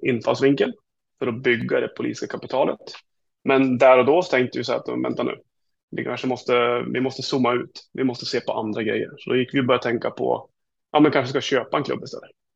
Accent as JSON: {"language": "Swedish", "country": "Sweden", "said": "jag som är svensk. Jag bor inte där."}